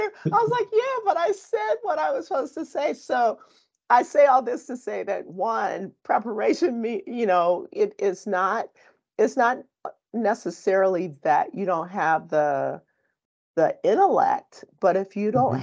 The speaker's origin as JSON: {"language": "English", "town": "Compton", "region": "California", "country": "United States", "tie": "born or raised there", "said": "I grew up in Compton"}